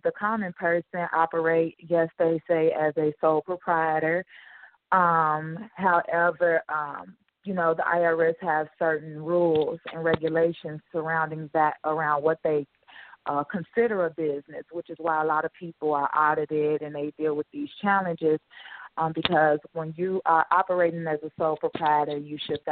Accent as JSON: {"language": "English", "town": "Chicago", "region": "Illinois", "country": "United States", "tie": "born or raised there", "said": "I'm pretty much born and raised in Chicago, Illinois"}